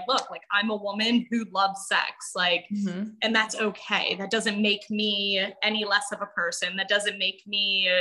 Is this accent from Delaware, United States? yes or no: yes; Wilmington, Delaware, United States; I'm from Wilmington, Delaware